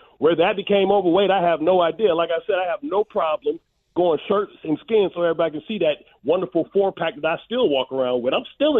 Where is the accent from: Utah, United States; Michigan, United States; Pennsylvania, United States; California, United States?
Michigan, United States; Detroit; Everybody knows I'm from Detroit.